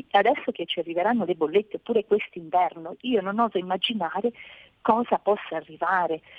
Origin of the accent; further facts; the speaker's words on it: Molise, Italy; io sono del Molise